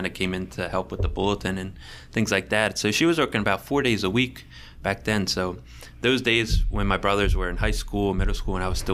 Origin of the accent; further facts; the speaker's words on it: Franklinville, New Jersey, United States; I'm from Franklinville